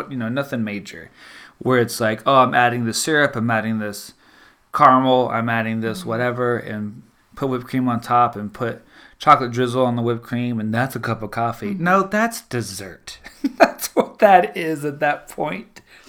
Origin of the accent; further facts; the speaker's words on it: the South, United States; Again, I'm a Southerner. That's what we always did growing up.